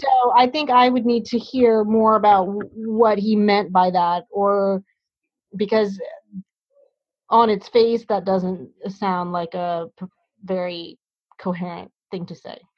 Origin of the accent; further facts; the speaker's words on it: Hampton, Virginia, United States; now in New Haven, United States; where I was growing up in Hampton, Virginia